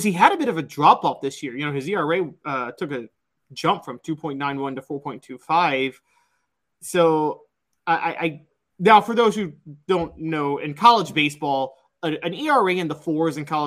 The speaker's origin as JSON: {"language": "English", "town": "Memphis", "region": "Tennessee", "country": "United States", "tie": "born or raised there", "said": "I'm from Memphis"}